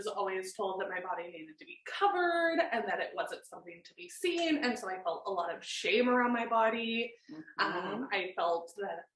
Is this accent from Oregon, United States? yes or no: yes; Oregon, United States; also born or lived in Portland / Germany; I grew up in Oregon, born and raised